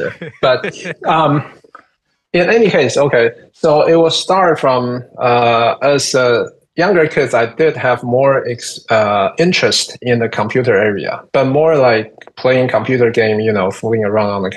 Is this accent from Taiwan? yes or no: yes; Taiwan; moved away as an adult; I'm originally from Taiwan